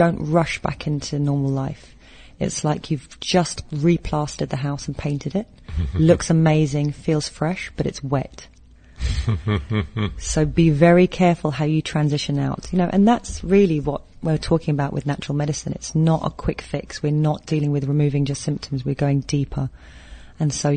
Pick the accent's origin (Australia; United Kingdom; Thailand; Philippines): Philippines; as a Filipino